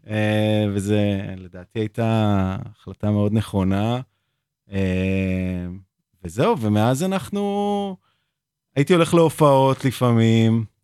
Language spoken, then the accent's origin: Hebrew; Tel Aviv, Tel Aviv District, Israel; נולדתי בבית חולים הקריה בתל אביב.